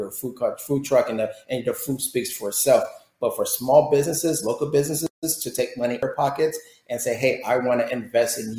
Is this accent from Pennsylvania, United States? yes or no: no; Florida, United States; moved away as an adult; I'm from Florida, but I lost the Floridian